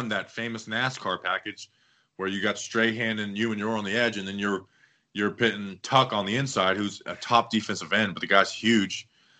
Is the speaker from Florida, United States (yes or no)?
yes; Florida, United States; moved away as an adult; also born or lived in Minnesota; I'm from Florida and going, and I went up and played in Minnesota.